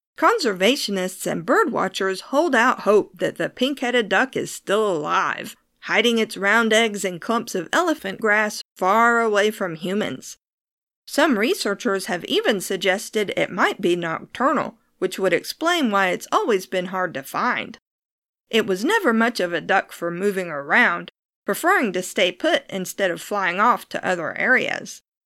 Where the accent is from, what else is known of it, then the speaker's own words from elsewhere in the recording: United States; I'm American, and that means I say my R's like a pirate